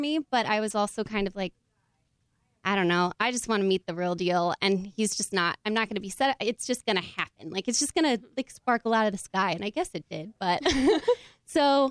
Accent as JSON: {"language": "English", "region": "Oregon", "country": "United States", "said": "I'm from the Pacific Northwest. I'm from Oregon"}